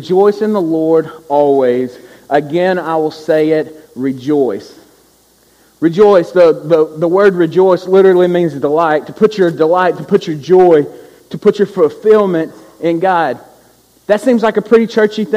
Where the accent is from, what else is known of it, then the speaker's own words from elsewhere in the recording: Louisiana, United States; we're from Louisiana, and we're on senior trip